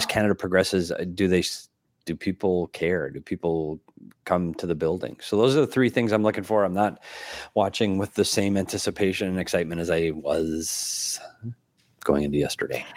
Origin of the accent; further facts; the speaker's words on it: United States; As an American